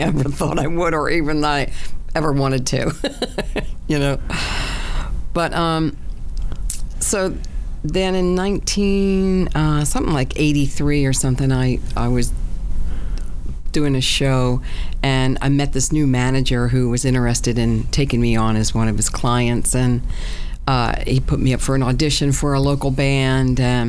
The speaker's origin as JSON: {"language": "English", "town": "Tuckerton", "region": "New Jersey", "country": "United States", "said": "I'm from South Jersey. I was born in Tuckerton, New Jersey, to a boat builder"}